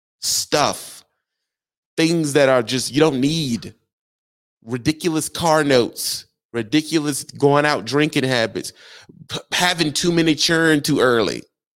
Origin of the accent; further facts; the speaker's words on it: Southern United States, United States; Yeah, most of y'all, I come from the South.